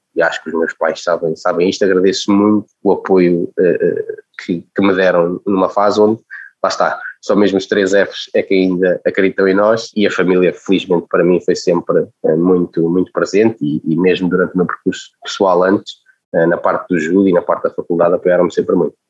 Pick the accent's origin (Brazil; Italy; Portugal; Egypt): Portugal; Lisbon; also born or lived in Caldas da Rainha, Portugal; nascido e criado nas Casas da Rainha, onde vivi até aos 8 anos. Depois vim para Lisboa